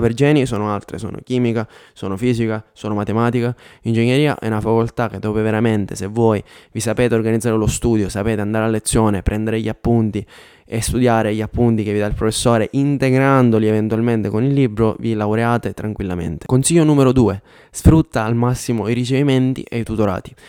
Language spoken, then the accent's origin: Italian; Biancavilla, Sicily, Italy; moved away as an adult; also born or lived in Catania / Milan; now in Denmark; io vengo da Biancavilla, che è una città di 24.000 abitanti, andavo all'università a Catania